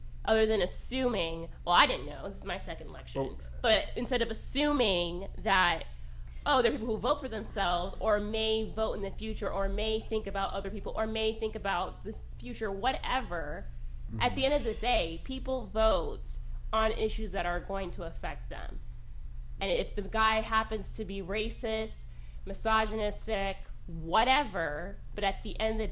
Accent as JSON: {"language": "English", "region": "Florida", "country": "United States", "said": "I'm from Florida"}